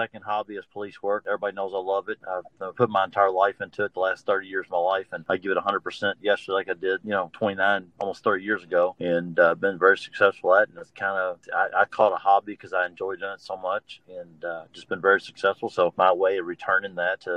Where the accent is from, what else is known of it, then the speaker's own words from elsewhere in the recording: Louisville, Kentucky, United States; Born and raised in Louisville, Kentucky, entire life.